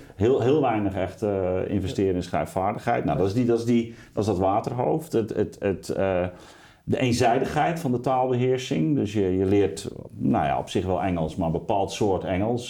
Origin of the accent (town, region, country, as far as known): Netherlands